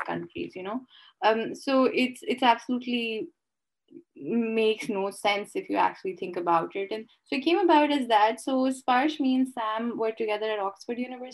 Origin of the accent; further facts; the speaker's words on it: Lahore, Punjab, Pakistan; as a Pakistani and as a Lahori